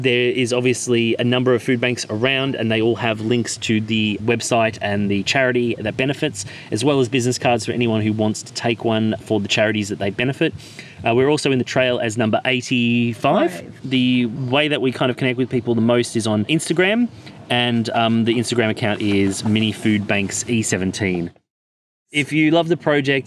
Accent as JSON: {"language": "English", "country": "Australia", "moved": "yes", "said": "I'm Australian"}